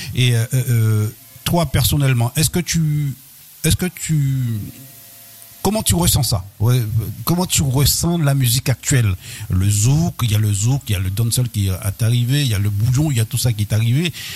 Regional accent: Guadeloupe; en tant que Guadeloupéen

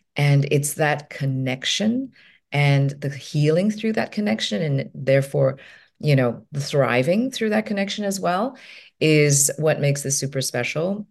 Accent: Hong Kong; I'm from Hong Kong

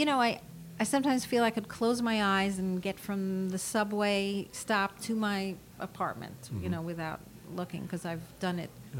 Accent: New York City, New York, United States; I grew up at 93rd in Amsterdam.

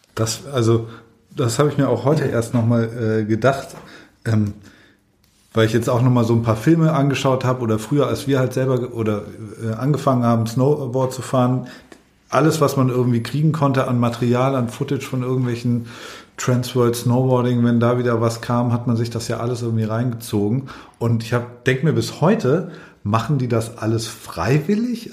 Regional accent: Allgäu, Bavaria, Germany; moved away; ich komme ursprünglich aus dem Allgäu

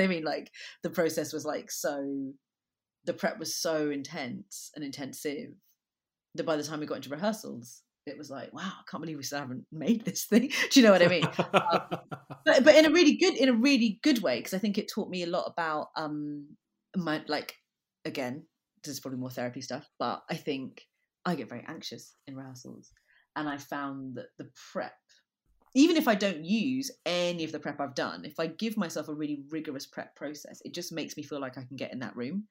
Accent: London, United Kingdom; I'm from London. I grew up in Brixton

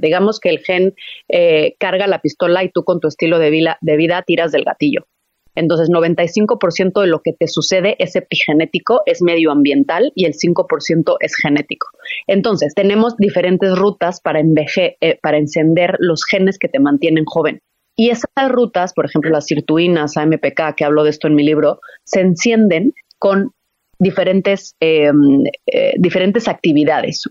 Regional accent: Mexico; la comida que yo estoy acostumbrada como mexicana

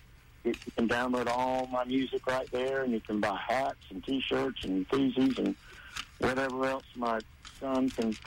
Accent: Fernandina Beach, Florida, United States; moved away as an adult; also born or lived in Nashville; We grew up here in Fernandina

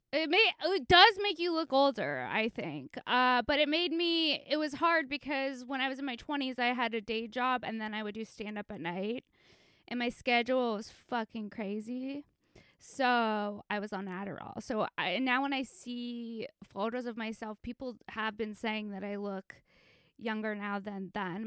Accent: Los Angeles, California, United States; I'm from Encino in the Sh-, San Fernando Valley

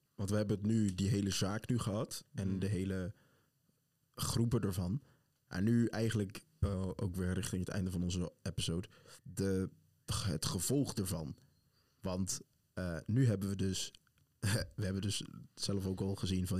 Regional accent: Netherlands; wij zeggen allemaal Nederland

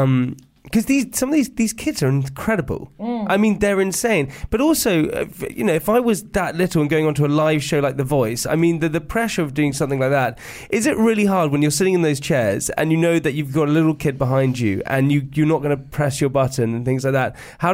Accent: London Fields, London, United Kingdom; I'm from London Fields, yeah.

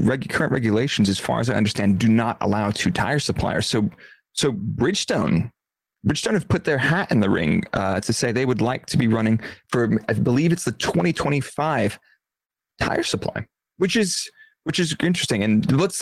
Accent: United States; because I'm American

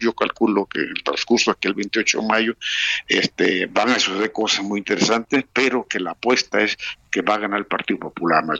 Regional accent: Mexico; now in Spain; somos los mexicanos

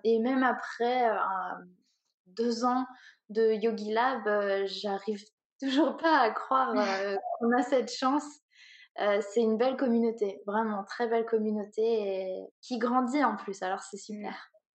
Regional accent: Orléans, Centre-Val de Loire, France; also born or lived in Paris / London; je viens d'Orléans, donc euh, j'ai surtout vécu à Orléans

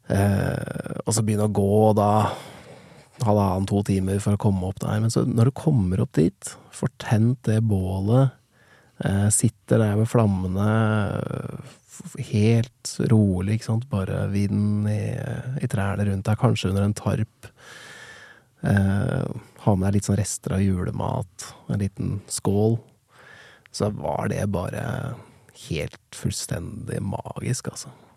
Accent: Nittedal, Akershus, Norway; jeg vokste opp i Nittedal

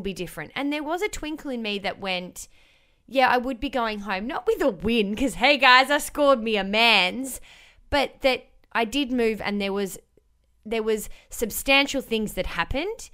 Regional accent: Melbourne, Victoria, Australia; moved away as an adult; I was born and raised in Melbourne

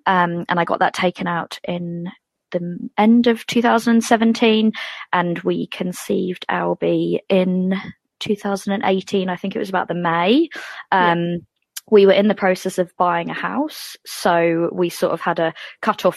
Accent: England, United Kingdom; moved away as an adult; now in Dunedin, New Zealand; as the accent suggests, I'm from England, but I've been here for nearly 10 years. So the accent's still going strong

